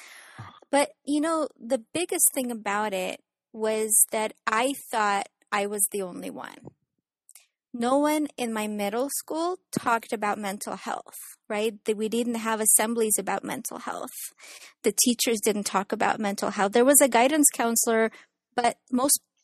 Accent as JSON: {"language": "English", "country": "Ukraine", "tie": "born or raised there", "moved": "yes", "lives_now": "San Diego, United States", "said": "I was born and raised in Ukraine"}